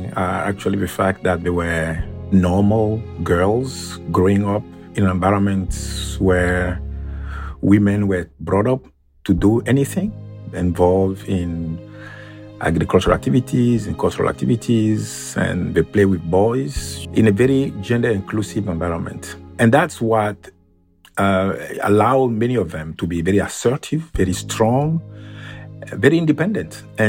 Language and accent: English; Benin; English is a second language; So first of all, one of the training centers of Amazons was actually about 1 mile from my hometown.